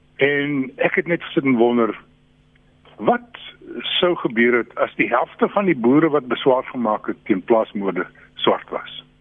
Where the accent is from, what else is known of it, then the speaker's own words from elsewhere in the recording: South Africa; ons as Suid-Afrikaners